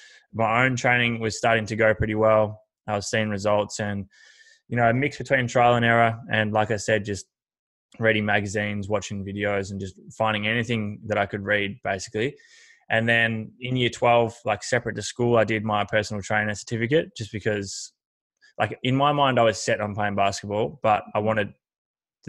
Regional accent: Horsham, Victoria, Australia; I grew up in Horsham, which is country Victoria, and always played footy and basketball

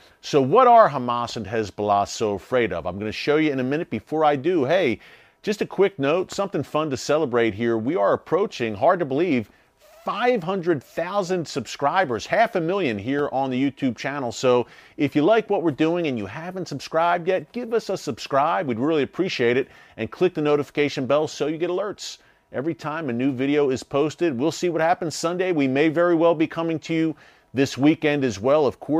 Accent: United States; I'm an American.

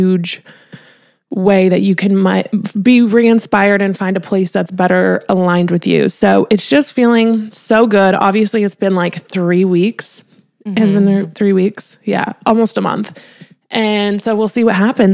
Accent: Colorado, United States; moved away; I am from Colorado, which is kind of westerny

